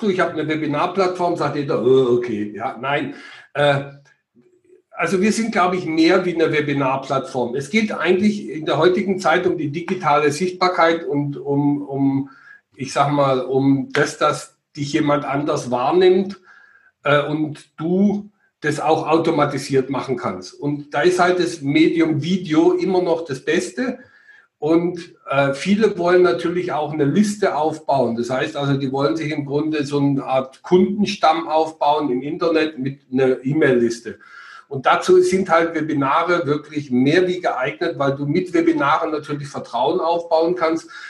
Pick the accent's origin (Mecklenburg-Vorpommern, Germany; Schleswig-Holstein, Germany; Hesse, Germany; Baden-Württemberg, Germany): Baden-Württemberg, Germany; Schwäbisch Hall; also born or lived in Ruhr area; now in Bavaria, Germany; Also ich bin geboren im Ruhrgebiet, bin dann verschleppt worden mit sieben Jahren ins Schwärmenland nach Schwäbisch Hall und bin dann 1996 geflüchtet nach Bayern.